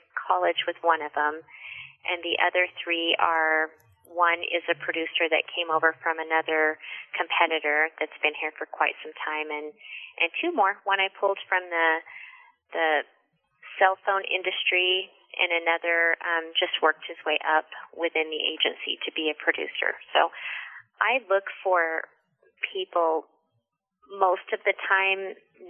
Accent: Farmington, New Mexico, United States; also born or lived in Las Cruces, New Mexico / Albuquerque, New Mexico; I went to middle school and high school in Farmington, New Mexico

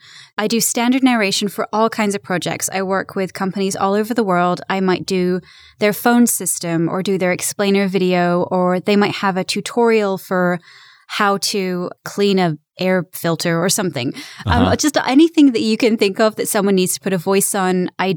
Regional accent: England, United Kingdom; accent: British; now in United States; I'm actually English. So I have a British accent, and then I also have the ability to flip to an American accent because I live in America.

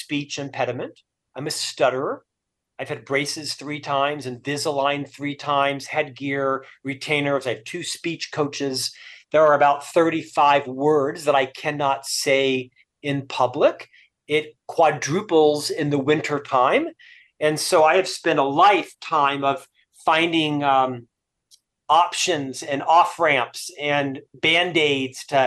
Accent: Orlando, Florida, United States; moved away as an adult; also born or lived in Provo, Utah; now in Salt Lake City, United States; Originally, I'm from Florida. I spent the first half of my life in Orlando, Florida

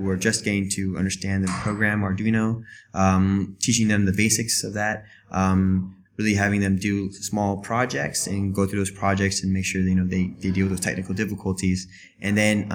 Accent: Florida, United States; moved away as an adult; now in China; I'm originally from Florida, and I've been here in China for 3 years now.

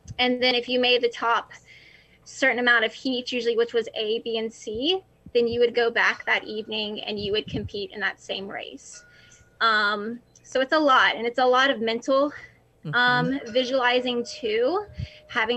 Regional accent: North Carolina, United States; I'm originally from North Carolina. I've grown up here my entire life

